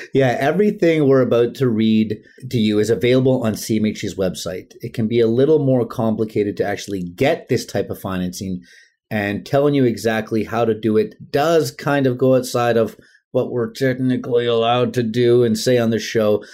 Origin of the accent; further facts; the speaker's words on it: Vancouver, British Columbia, Canada; I'm from Vancouver. or like we call it, the Lower Mainland